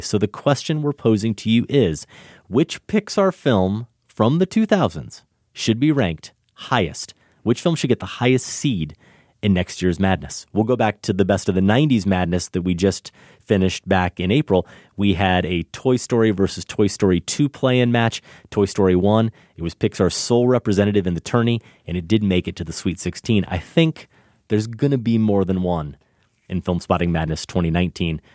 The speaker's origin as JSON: {"language": "English", "region": "Iowa", "country": "United States", "tie": "born or raised there", "said": "growing up in Iowa"}